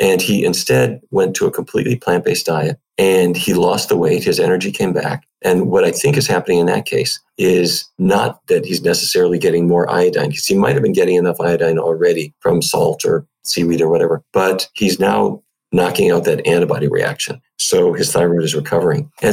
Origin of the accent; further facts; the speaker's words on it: Fargo, North Dakota, United States; moved away; North Dakota, which is where I grew up